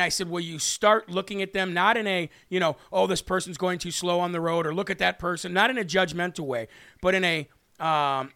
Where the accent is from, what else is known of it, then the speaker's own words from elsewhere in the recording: United States; I was born here in the United States of America